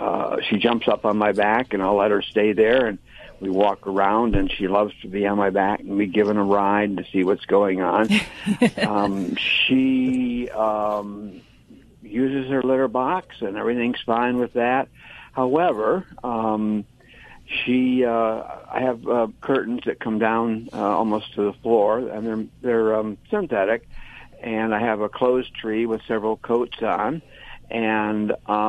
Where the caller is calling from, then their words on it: Reading, Pennsylvania, United States; Reading, Pennsylvania, that sometimes gets mispronounced as Reading, but it's Reading, Pennsylvania.